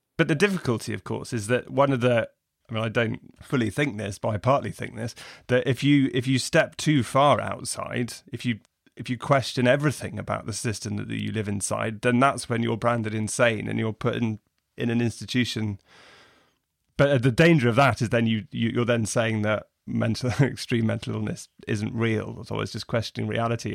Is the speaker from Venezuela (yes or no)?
no; England, United Kingdom; as an English reader